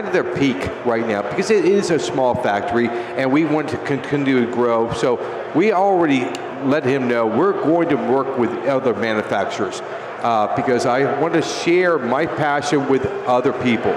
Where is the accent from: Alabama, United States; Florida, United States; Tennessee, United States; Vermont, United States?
Florida, United States; Tampa; Florida. Where in Florida? Tampa